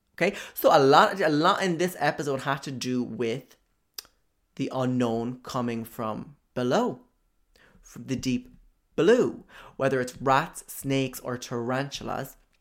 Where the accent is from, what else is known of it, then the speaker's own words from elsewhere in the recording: County Cork, Munster, Ireland; Cork, County Cork, okay, my hometown